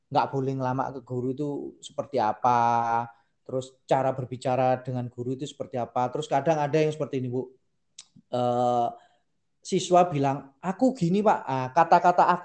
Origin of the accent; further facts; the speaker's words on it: Sumatra, Indonesia; aja pak lah wong saya orang Sumatera gimana